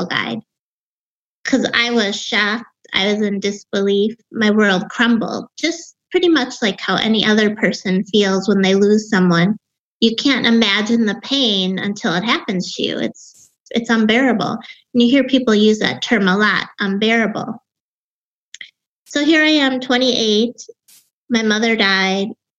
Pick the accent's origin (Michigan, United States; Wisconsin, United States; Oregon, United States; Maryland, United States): Wisconsin, United States; accent: Wisconsin; I grew up in Wisconsin.